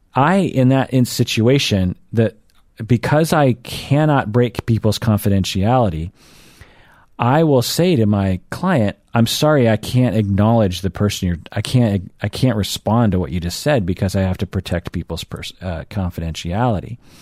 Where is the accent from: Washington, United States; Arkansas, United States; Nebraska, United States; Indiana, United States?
Washington, United States; Seattle; I'm from Seattle